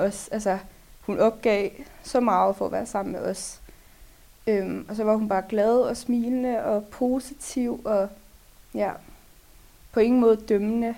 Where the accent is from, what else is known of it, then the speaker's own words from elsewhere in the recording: Lyngby, Capital Region of Denmark, Denmark; Jeg kommer fra Lyngby